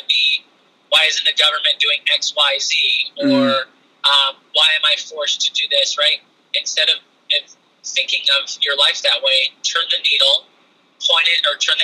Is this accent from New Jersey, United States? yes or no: no; San Diego, California, United States; I grew up in San Diego